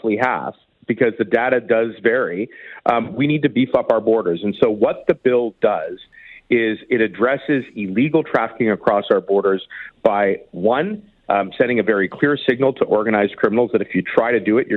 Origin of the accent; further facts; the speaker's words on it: Toronto, Ontario, Canada; the Danforth shooting in my hometown